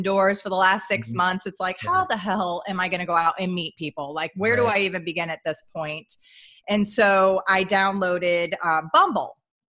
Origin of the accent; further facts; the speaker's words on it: Midwest, United States; I grew up in the Midwest.